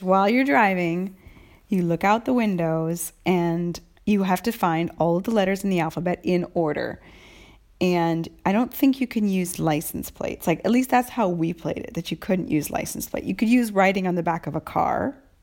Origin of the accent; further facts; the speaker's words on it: United States; now in Italy; Halloween is very important, a holiday for me as an American